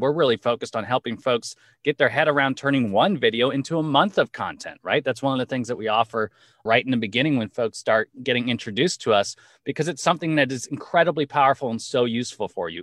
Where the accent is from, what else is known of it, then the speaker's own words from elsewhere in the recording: Los Angeles, California, United States; now in New York, United States; Los Angeles, born and raised, currently living in New York with my family